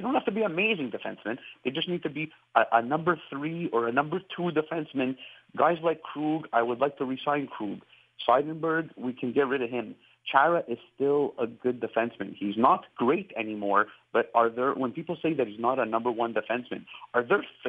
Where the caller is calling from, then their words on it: Montreal, Quebec, Canada; from Montreal. I'm a Bruins fan here.